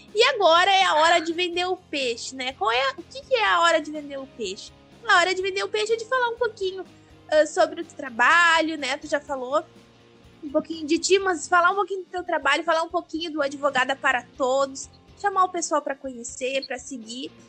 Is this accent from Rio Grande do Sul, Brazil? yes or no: yes; Gaúcha, Rio Grande do Sul, Brazil; eu sou gaúcha